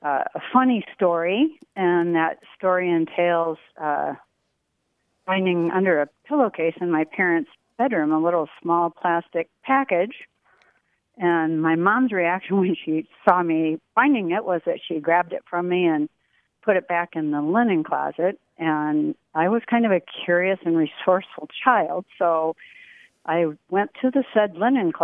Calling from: Alden, Michigan, United States; I am calling from Alden, Michigan. It's beautiful lake country where I live.

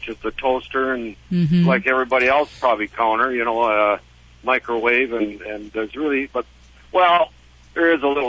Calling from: Chippewa Falls, Wisconsin, United States; Chippewa Falls, Wisconsin.

